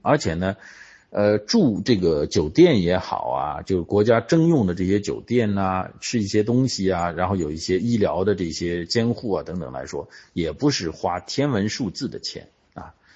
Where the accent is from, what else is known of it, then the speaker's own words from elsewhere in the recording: China; 我们中国人